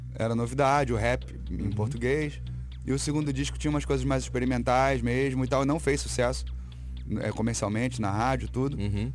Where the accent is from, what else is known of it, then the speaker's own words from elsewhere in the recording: Brazil; sou brasileiro